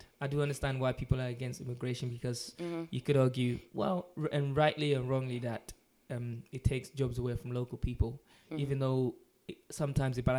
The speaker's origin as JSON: {"language": "English", "country": "Ghana", "moved": "yes", "said": "I'm mainly originally from Ghana"}